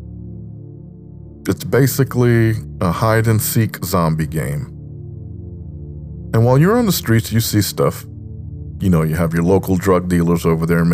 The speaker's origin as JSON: {"language": "English", "region": "New York", "country": "United States", "tie": "born or raised there", "said": "growing up in New York"}